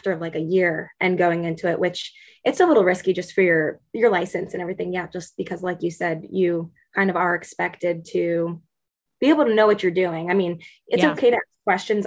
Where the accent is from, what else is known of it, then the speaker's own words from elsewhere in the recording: New Jersey, United States; moved away as an adult; also born or lived in Pittsburgh; I grew up in New Jersey